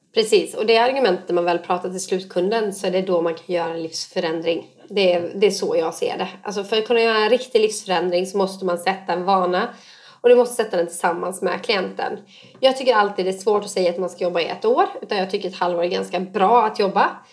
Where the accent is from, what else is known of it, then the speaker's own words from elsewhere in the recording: Borås, Västra Götaland, Sweden; från min hemstad Borås